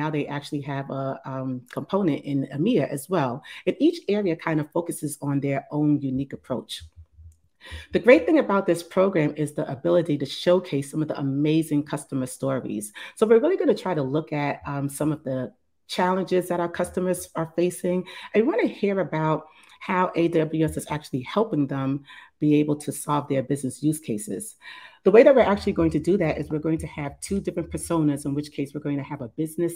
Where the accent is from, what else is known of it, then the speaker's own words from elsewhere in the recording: New York City, New York, United States; now in New Jersey, United States; I'm actually a New Yorker. I'm from the Bronx originally, and now I actually live in New Jersey